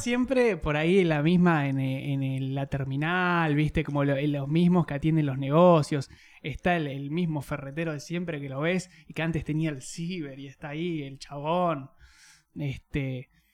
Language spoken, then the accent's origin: Spanish; Neuquén, Argentina; moved away; de donde yo soy